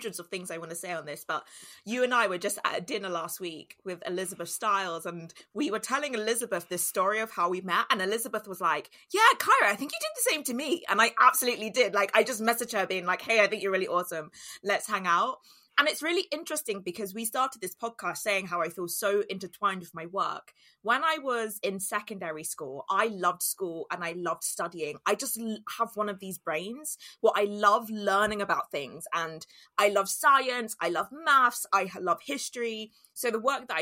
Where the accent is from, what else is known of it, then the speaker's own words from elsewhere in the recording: London, United Kingdom; I grew up in Walthamstow, which is northeast London